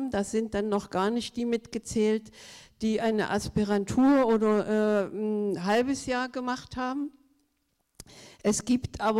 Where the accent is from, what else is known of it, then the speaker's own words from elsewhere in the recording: Saxony-Anhalt, Germany; Klar bin ich eine Ostfrau und ich komme aus Sachsen-Anhalt dem Bundesland mit dem ersten Bücherdorf und inzwischen den meisten Bücherdörfern.